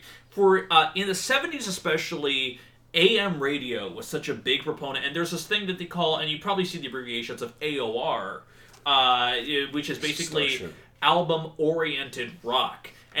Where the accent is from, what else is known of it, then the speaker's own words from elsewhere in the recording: United Kingdom; you know, because I'm British.